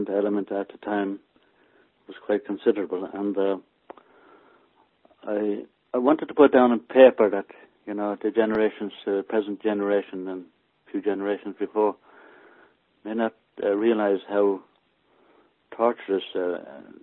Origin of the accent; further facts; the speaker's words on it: Maynooth, County Kildare, Ireland; accent: country accent; moved away as an adult; now in United Kingdom; We lived in a village called Maynooth, which is quite a big town now.